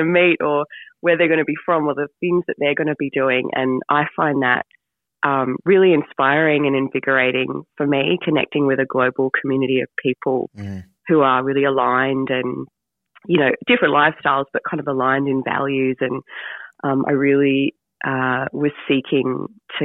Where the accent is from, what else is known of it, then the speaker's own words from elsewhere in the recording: northern Queensland, Australia; where I grew up in Queensland in Australia, particularly kind of the northern part of it